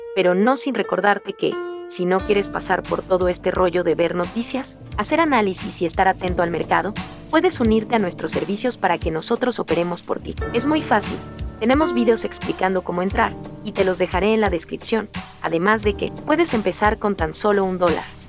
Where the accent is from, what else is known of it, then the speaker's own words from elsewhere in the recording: Mexico; Spanish is a second language; Yo no soy de Brasil, pero soy de México